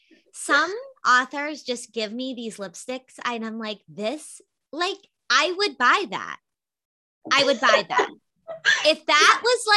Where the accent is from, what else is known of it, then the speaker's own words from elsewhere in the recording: Gloucester, Massachusetts, United States; also born or lived in Boston; I was commuting from Boston to where I grew up in Gloucester